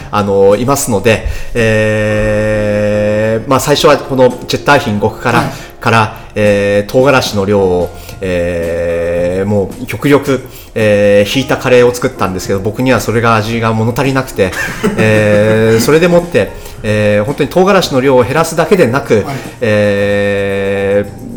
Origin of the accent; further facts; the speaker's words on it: Musashino, Tokyo, Japan; 僕自身が吉祥寺生まれ、吉祥寺育ちなので